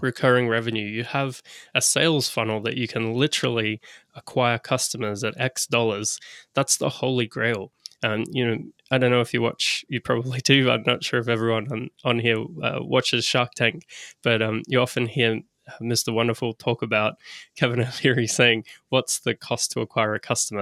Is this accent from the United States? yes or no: no; Australia; I'm an Aussie.